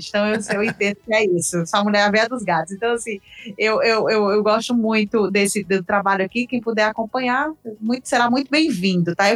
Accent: Northeast Region, Brazil; Eu, como nordestina, eu bicho a camisa mesmo.

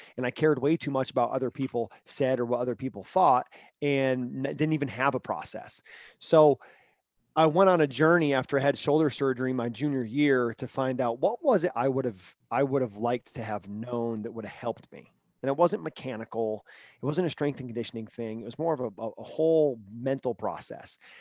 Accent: Vermont, United States; moved away

